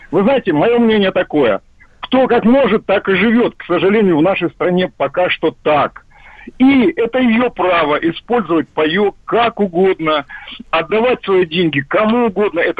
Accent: Novosibirsk, Novosibirsk Oblast, Russia; Я просто сам из Новосибирска, вот лежу, болею.

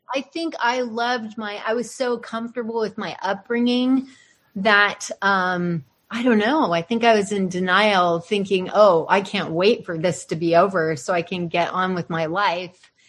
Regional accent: San Francisco / Northern California, United States; also born or lived in El Paso, Texas; I moved from El Paso, living with my grandparents, to San Francisco

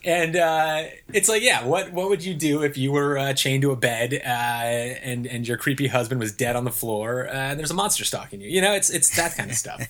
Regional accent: Ohio, United States; moved away; Ohio is the culmination of thinking about, uh, y, y, my hometown in particular

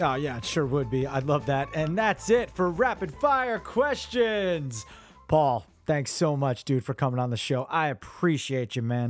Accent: New Jersey, United States; I'm, I'm central Jersey

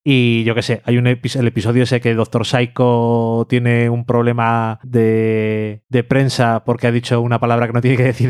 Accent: Burgos, Castile and León, Spain; Yo soy nacido y criado en Burgos

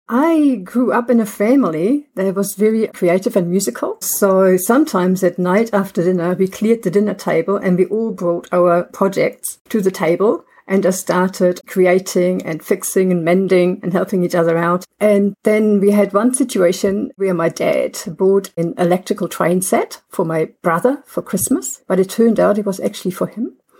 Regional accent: Germany; now in New Zealand; I live in Aotearoa. I'm originally from Germany

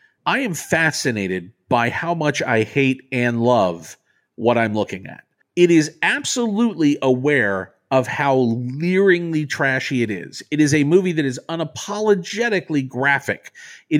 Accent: Florida, United States; I grew up in Florida, so I had a lot of time in Florida in the early and the mid-80s

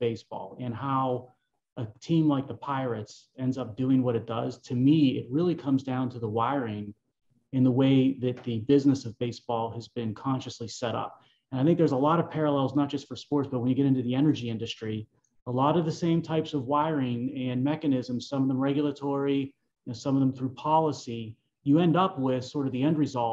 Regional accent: Pittsburgh, Pennsylvania, United States; I've been basically calling Pittsburgh home for my entire life

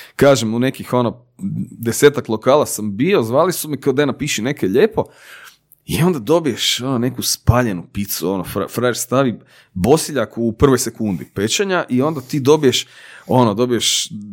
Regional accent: Zagreb, City of Zagreb, Croatia; ja sam rođen kraj placa u Branimirove

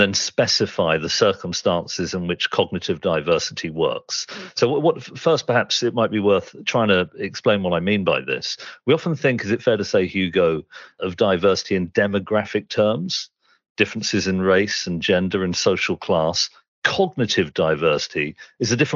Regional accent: Reading, South East England, United Kingdom; I had a very distinctive set of experiences growing up in suburban Reading with that background

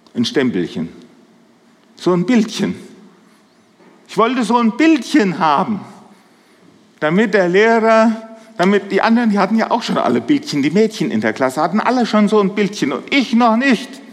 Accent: a small village in the Dill district, Hesse, Germany; Ich komme aus dem Hesseland, aus einem kleinen Dorf, so im Dillkreis. Die Leute verwechseln uns immer mit den Siegerländern.

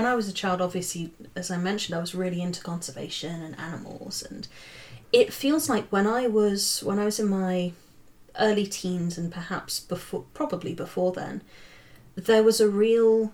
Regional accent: near Watership Down, South East England, United Kingdom; moved away; also born or lived in Cambridge; it was written 10 minutes away from my hometown

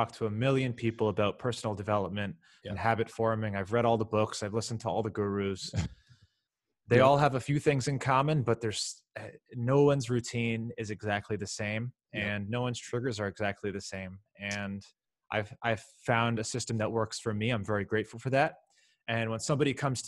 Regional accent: Miami, Florida, United States; also born or lived in Syracuse, New York; I grew up in Miami

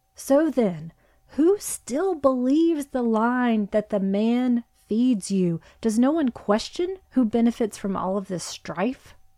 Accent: Virginia, United States; which is where both you and I are from. We're not from Central Park West or anything like that. Hard Scrabble, Oklahoma, and Virginia

